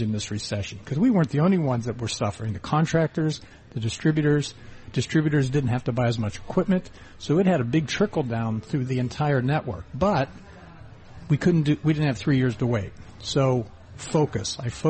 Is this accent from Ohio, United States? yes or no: yes; Ohio, United States; born or raised there; moved away as an adult; also born or lived in western Pennsylvania